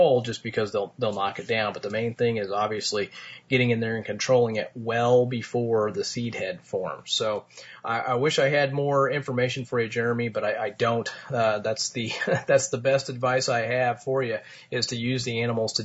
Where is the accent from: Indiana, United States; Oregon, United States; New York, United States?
Indiana, United States; Martinsville; my hometown of Martinsville